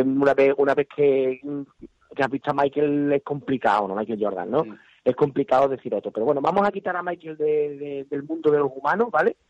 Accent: Huelva, Andalusia, Spain; somos del sur, yo soy de Huelva

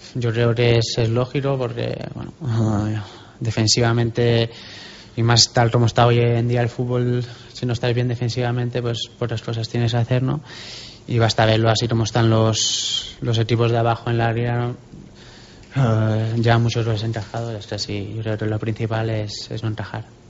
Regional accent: Binissalem, Balearic Islands, Spain; moved away; also born or lived in Barcelona / Huesca; Empecé jugando en el, en el equipo de mi pueblo

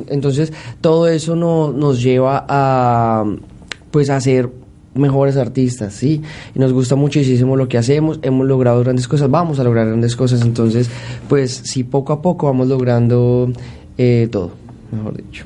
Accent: Bogotá, Colombia; yo soy de Bo, eh, de Bogotá.

